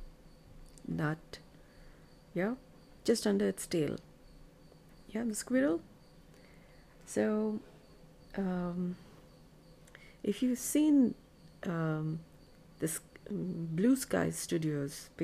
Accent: Bengaluru, Karnataka, India; I'm from India, Bengaluru.

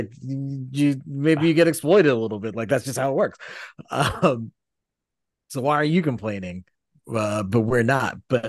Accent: Philadelphia, Pennsylvania, United States; growing up in Philly, you get an interesting perspective on unions, because like, it's very much a labor town. It's very much a union town.

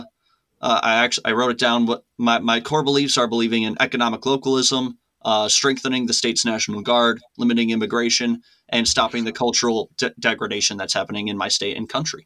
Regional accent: Wisconsin, United States; I'm from Wisconsin. I'm not from the United States. I'm from Wisconsin

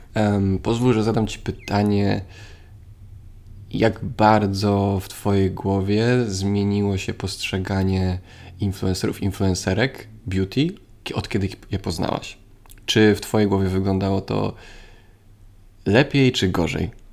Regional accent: Poland; Jestem ze Strzębia, więc blisko

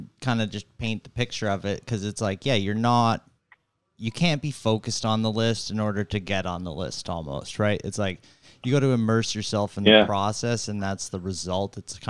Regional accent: United States; I'm American and I appreciate American history

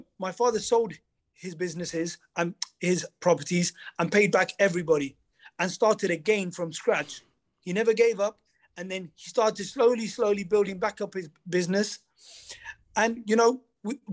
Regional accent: Leicester, East Midlands, United Kingdom; also born or lived in Los Angeles; my hometown, Leicester

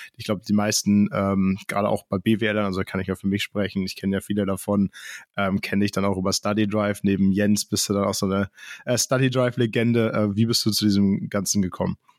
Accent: Hamburg, Germany; now in Münster, Germany; Ich komme ursprünglich aus Hamburg

